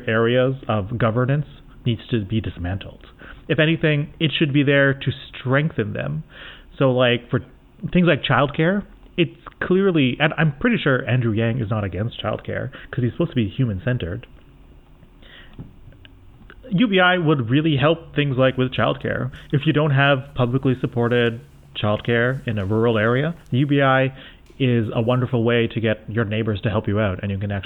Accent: Canada; I'm Canadian

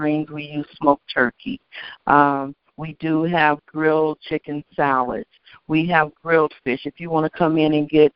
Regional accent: Kentucky, United States; I'm from Kentucky

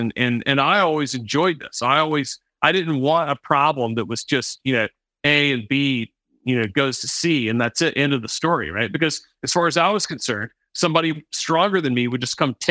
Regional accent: the American South, United States; I grew up in the American South

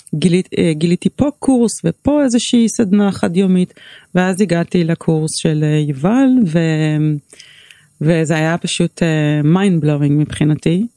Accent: Tel Aviv, Tel Aviv District, Israel; born or raised there

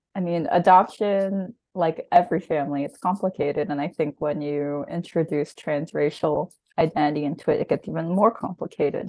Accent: New Jersey, United States; moved away as an adult; also born or lived in China; now in Philadelphia, United States; I'm actually from South of Jersey

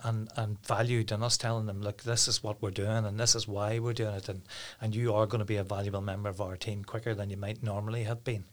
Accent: Downpatrick, Northern Ireland, United Kingdom; now in Carryduff, United Kingdom; I'm originally from Downpatrick, but I live in Carriadoff now.

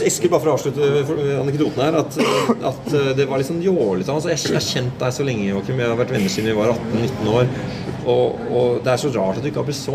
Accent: Norway; jeg vokste opp i Norge

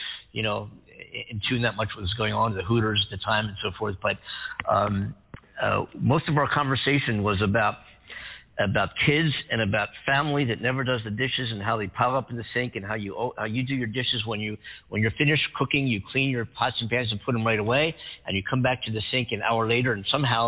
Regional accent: Philadelphia, Pennsylvania, United States; now in Los Angeles, United States; I just grew up growing up in Philadelphia

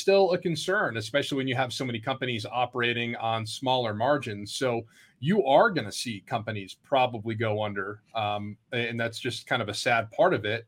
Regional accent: Vermont, United States; I grew up in Vermont

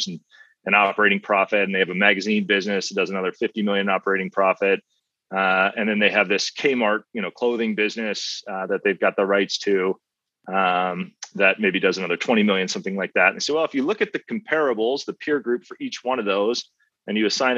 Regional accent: Oklahoma, United States; I was not born in Oklahoma, but I spent the vast majority of my life in Oklahoma as third gen Oklahoman

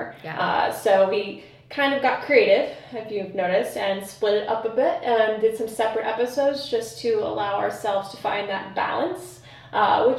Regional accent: East Coast, United States; now in Chicago, United States; I grew up in the East Coast originally

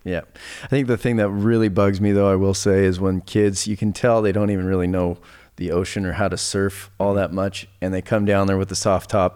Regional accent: Laguna Beach, California, United States; I grew up surfing down in Laguna

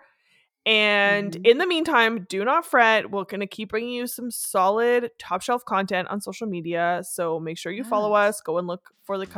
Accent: Canada; first language French; English is a second language; I am Canadian

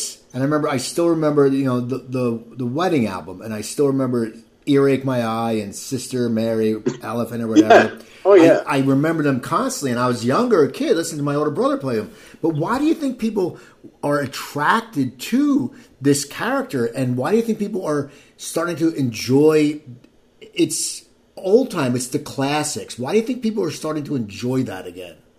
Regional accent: near Philadelphia, New Jersey, United States; I grew up near Philadelphia, ten minutes over the bridge

